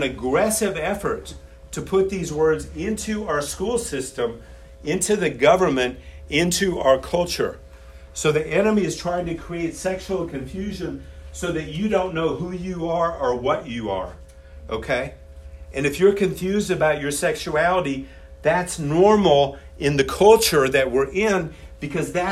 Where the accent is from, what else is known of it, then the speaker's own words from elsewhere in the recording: Illinois, United States; I grew up in Illinois